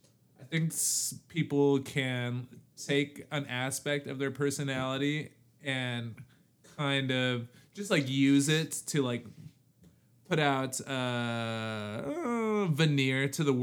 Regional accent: Chicago, Illinois, United States; now in California, United States; being from Chicago was like so core to my identity

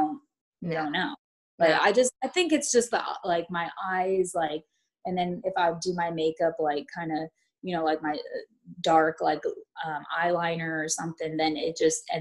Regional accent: Blythe, California, United States; moved away as an adult; also born or lived in San Antonio, Texas / Carrollton, Texas; now in Denton, United States; I grew up in California, a small little town called Blythe

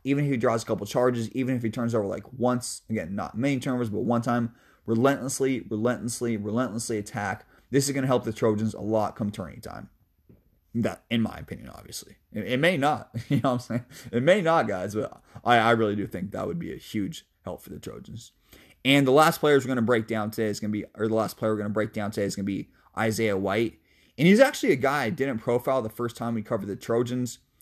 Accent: Seattle, Washington, United States; I love my hometown, baby, North Seattle, two oh six

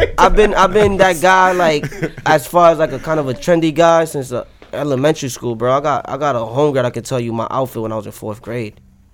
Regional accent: Boston, Massachusetts, United States; I'm really from here. I'm really from Boston, Massachusetts, from Dorchester. I'm really from that.

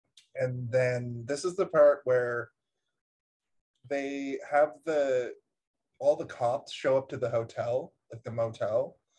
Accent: Nova Scotia, Canada; I'm from Nova Scotia.

